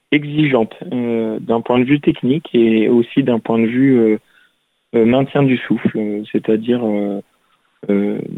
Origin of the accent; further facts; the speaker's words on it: Toulouse, Occitania, France; j'ai cherché un club euh, euh, sur Toulouse, parce que je suis toulousain